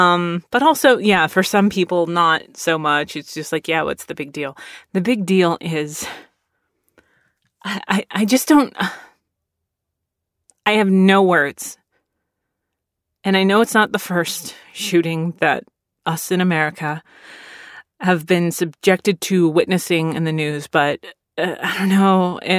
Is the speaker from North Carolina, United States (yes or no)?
no; Philadelphia, Pennsylvania, United States; born there; now in Texas, United States; I was born in Philadelphia, and I, as a Navy brat, moved all over the place. But both my parents are from Texas.